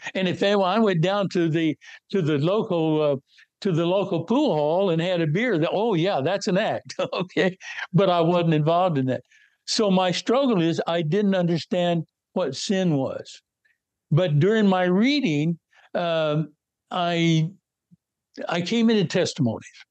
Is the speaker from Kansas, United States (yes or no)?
yes; North West Kansas, United States; moved away; I was born and raised in North West Kansas